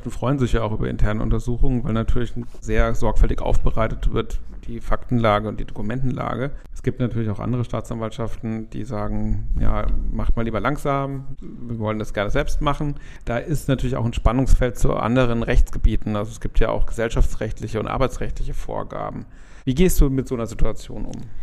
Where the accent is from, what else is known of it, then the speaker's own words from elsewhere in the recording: Cologne, North Rhine-Westphalia, Germany; Ich komme aus Köln, bin da Partner in der Kanzlei Werte